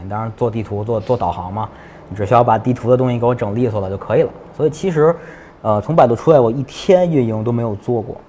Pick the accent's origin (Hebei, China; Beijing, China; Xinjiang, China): Beijing, China; 我是一个北京人，我基本很少出北京